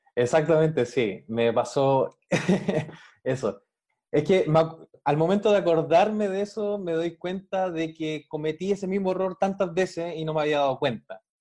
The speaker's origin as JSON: {"language": "Spanish", "country": "Chile", "said": "yo soy de Chile, de acá, de Sudamérica"}